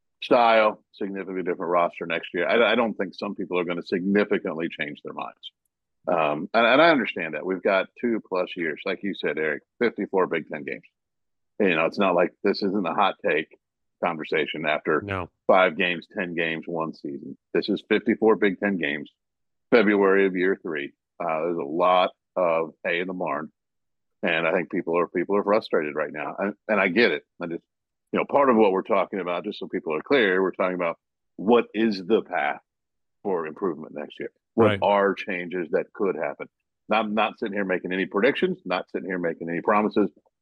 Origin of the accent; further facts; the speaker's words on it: East Coast, United States; I was born on the East Coast